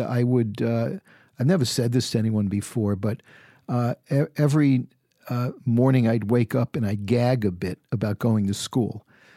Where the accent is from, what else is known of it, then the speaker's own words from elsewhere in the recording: New York City, New York, United States; moved away as an adult; also born or lived in San Francisco; growing up in the Bronx